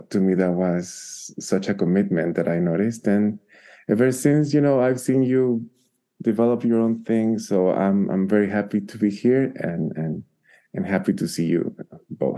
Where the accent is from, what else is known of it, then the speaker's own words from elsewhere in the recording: Guatemala; English is a second language; now in Albuquerque, United States; I am originally from Guatemala